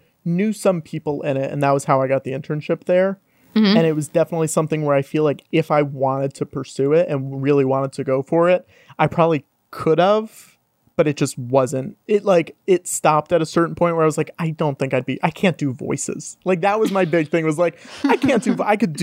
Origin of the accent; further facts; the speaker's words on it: Enfield, Connecticut, United States; now in New York, United States; I grew up in Northern Connecticut. It's this town called Enfield